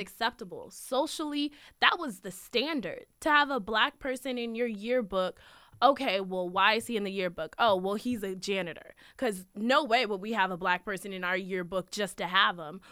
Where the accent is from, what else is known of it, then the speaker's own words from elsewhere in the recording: Manassas Park, Virginia, United States; I was born and raised in Manassas Park, Virginia